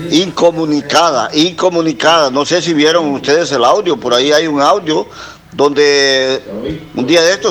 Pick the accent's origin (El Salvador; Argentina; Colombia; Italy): El Salvador; Cantón El Algodón, Caserío Quebrada Honda, La Unión; yo soy de aquí del Cantón del Algodón, Caserío Quebrada Onda, arriba.